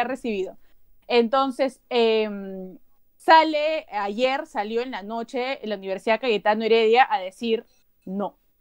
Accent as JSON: {"language": "Spanish", "country": "Peru", "said": "como periodista, como ciudadana, como peruana"}